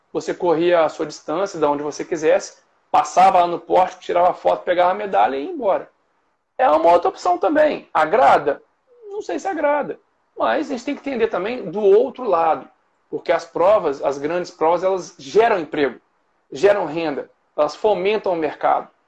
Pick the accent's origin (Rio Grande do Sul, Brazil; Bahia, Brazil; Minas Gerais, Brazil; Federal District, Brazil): Minas Gerais, Brazil; Cataguases; also born or lived in Juiz de Fora; now in Rio de Janeiro, Brazil; Eu sou de, de Cataguases. Eu morei Cataguases. muitos anos em Juiz de Fora. Mas eu sou de Cataguases